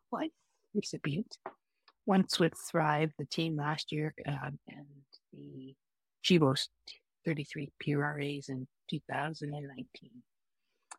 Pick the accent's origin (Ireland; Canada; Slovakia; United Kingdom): Canada; now in British Columbia, Canada; I'm from the Musqua clan, Treaty 6 territory originally